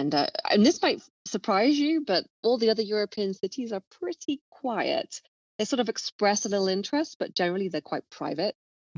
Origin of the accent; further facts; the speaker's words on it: London, United Kingdom; also born or lived in Miami; we started in London, of course, because I'm from London. I was living there at the time.